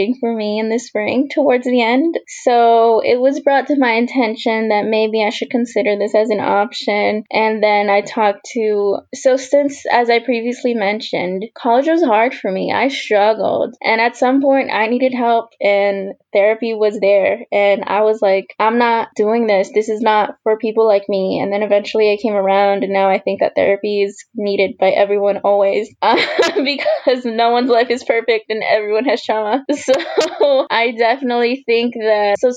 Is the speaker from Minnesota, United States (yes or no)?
no; Houston, Texas, United States; I'm originally from Houston, Texas, but my family immigrated from El Salvador in the 80s